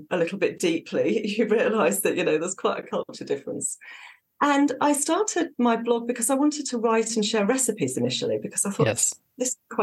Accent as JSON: {"language": "English", "area": "Dorset", "region": "South West England", "country": "United Kingdom", "also_born_or_lived": "Southern Norway", "moved": "as an adult", "lives_now": "Norway", "said": "I'm from Southwest England, from Dorset, which is very, very different to Southern Norway, which is where we live now."}